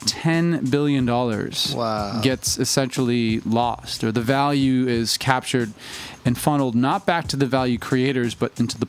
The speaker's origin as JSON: {"language": "English", "town": "Worcester", "region": "Massachusetts", "country": "United States", "lives_now": "Los Angeles, United States", "said": "I'm actually from Worcester, Mass, which is like, you know, I say Boston, but it's like 45 minutes outside of Boston."}